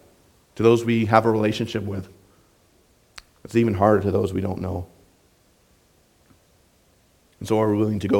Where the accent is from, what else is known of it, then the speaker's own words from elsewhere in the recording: Southwest Minnesota, United States; when I was growing up in Southwest Minnesota